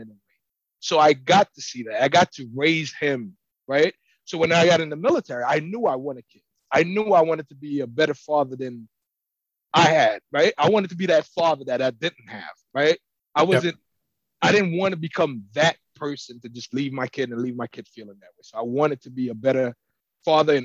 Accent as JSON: {"language": "English", "country": "Haiti", "tie": "born or raised there", "said": "we grew up poor in Haiti"}